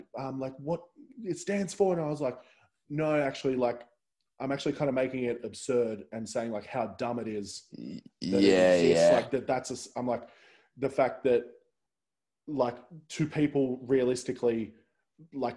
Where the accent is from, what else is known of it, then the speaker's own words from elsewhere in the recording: Central Coast, New South Wales, Australia; I'm originally from the Central Coast